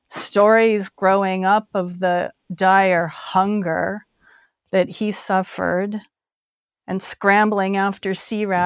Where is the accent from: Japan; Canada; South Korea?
South Korea; also born or lived in Guam; just growing up in Korea, in post war Korea, growing up in Guam, you know